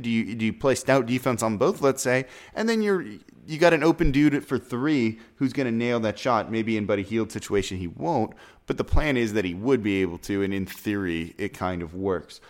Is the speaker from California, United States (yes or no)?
yes; Los Angeles, California, United States; moved away; I'm from Los Angeles originally